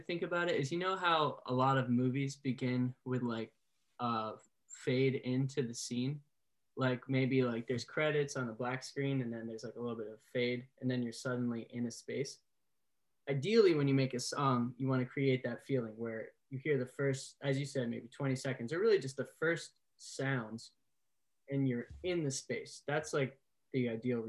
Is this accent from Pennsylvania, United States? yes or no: no; Dover, Massachusetts, United States; also born or lived in Milton, Massachusetts; I was born in Dover, Massachusetts. It's a suburb, kind of like almost a rural suburb, maybe 45 minutes southwest of Boston. I lived in that house till I was 17